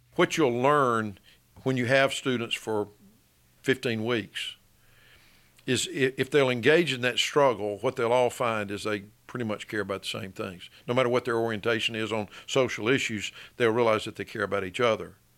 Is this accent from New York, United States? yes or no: no; Birmingham, Alabama, United States; also born or lived in Tuscaloosa, Alabama; I grew up in Birmingham, lived here, um, until I was eighteen years old, finished high school